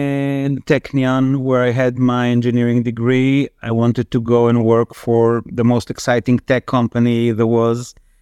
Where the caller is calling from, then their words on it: Tel Aviv, Tel Aviv District, Israel; Calling in from sunny Tel Aviv in Israel.